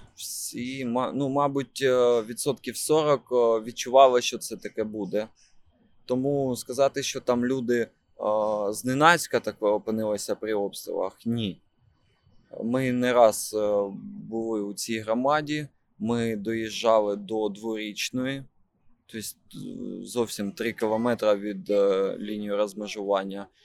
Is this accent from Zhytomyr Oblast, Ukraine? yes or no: no; Kharkiv, Kharkiv Oblast, Ukraine; я харків'янин